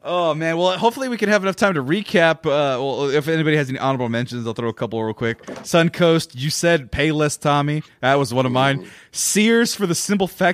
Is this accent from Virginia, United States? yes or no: no; Fresno, California, United States; now in Texas, United States; growing up in Fresno, we had Peter Piper Pizza